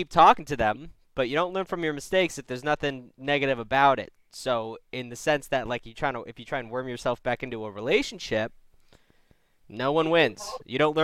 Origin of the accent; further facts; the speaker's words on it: Massachusetts, United States; moved away; I'm from Massachusetts